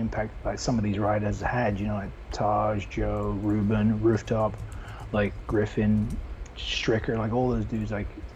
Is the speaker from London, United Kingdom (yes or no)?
yes; London, United Kingdom; moved away as an adult; now in United States; I'm from England, London, England. Was professional BMXer in the UK, then moved here in 89